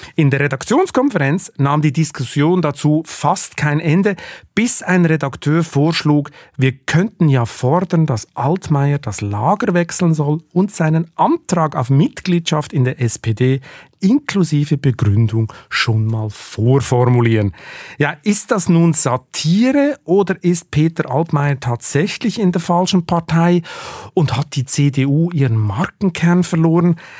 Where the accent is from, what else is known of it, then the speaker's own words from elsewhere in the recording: Switzerland; Ich als Schweizer